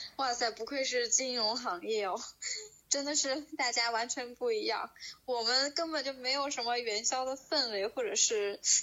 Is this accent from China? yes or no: yes; Northeast China, China; moved away; 其实在东北，在我们老家，一般来说都是元宵节过后，大家开始就是正常地去上班